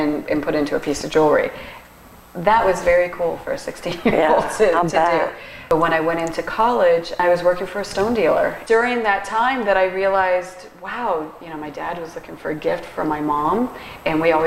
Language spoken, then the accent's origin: English; Fort Lauderdale, Florida, United States; I was born and raised in Fort Lauderdale, and I went to high school at St. Thomas